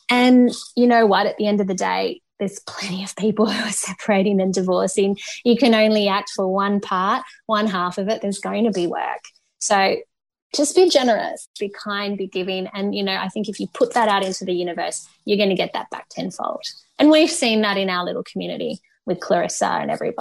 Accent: Canberra, Australian Capital Territory, Australia; my hometown of Canberra

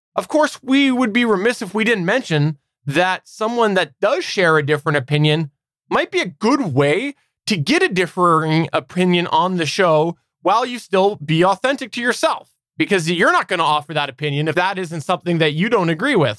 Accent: Canada; I am indeed one hundred percent Canadian

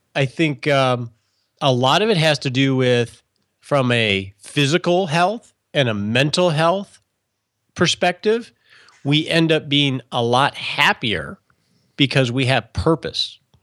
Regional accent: Michigan, United States; I grew up in Michigan

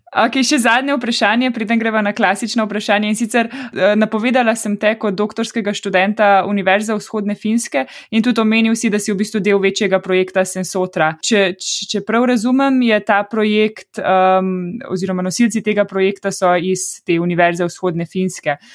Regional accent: Ljubljana, Slovenia; sem iz Ljubljana in sem 30 let živela tukaj

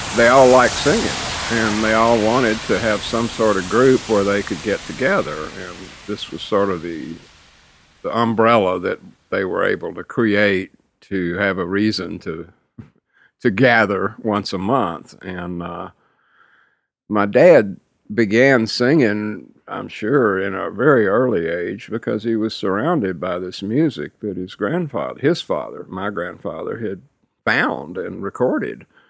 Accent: West University Place, Texas, United States; We grew up in West University Place, which today is very, very hoity-toity, but back then it was a simple little post-war community

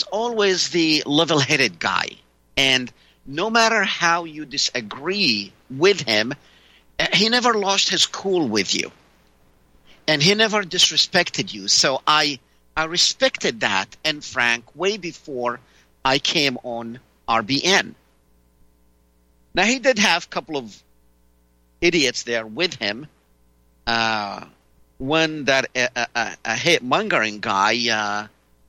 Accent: Palestine; now in United States; I am originally from Palestine.

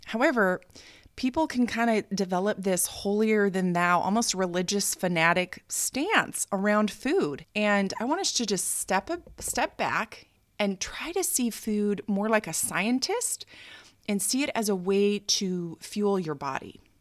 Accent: United States; moved away as an adult; now in Japan; as an American

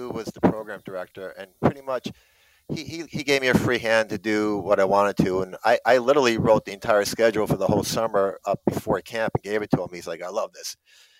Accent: Fort Lee, New Jersey, United States; I grew up in Fort Lee and we played street ball

